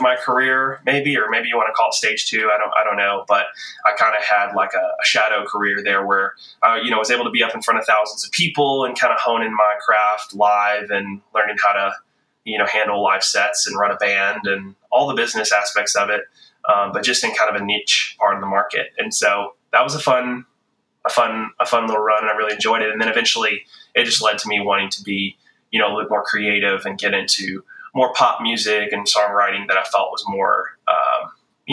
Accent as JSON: {"language": "English", "region": "the South", "country": "United States", "tie": "born or raised there", "also_born_or_lived": "High Point, North Carolina / Nashville, Tennessee / Los Angeles, California", "moved": "as an adult", "said": "growing up in the South, the Bible Belt"}